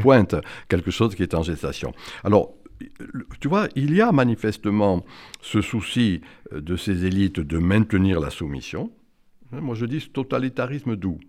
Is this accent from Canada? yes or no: no; the South, southern France, France; now in Paris, France; je suis du Sud et que j'aime le cassoulet